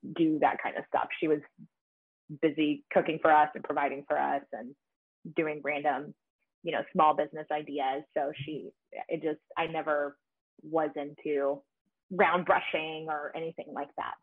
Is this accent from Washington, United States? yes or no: no; Grand Prairie, Texas, United States; I grew up in Grand Prairie, Texas